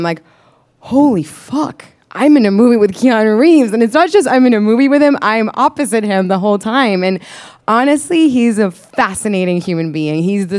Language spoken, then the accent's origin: English; Santiago, Santiago Metropolitan Region, Chile; first language Spanish; English is a second language; I am Chilean. I'm from Santiago, Chile, this strip of country in the South America. I grew up with his movies.